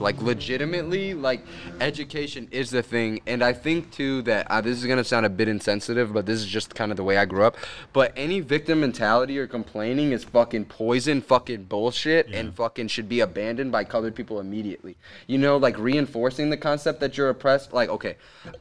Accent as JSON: {"language": "English", "region": "Florida", "country": "United States", "tie": "born or raised there", "moved": "yes", "said": "Haitians everywhere I grew up at in Florida"}